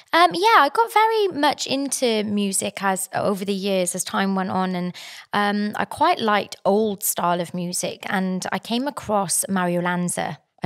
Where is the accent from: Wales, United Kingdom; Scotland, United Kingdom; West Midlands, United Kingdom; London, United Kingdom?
Wales, United Kingdom; South; moved away as an adult; now in New South Wales, Australia; originally I'm from South Wales. Um, in Wales